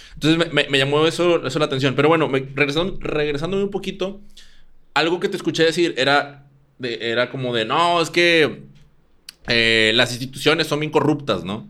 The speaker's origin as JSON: {"language": "Spanish", "country": "Mexico", "said": "aquí en mi país, México"}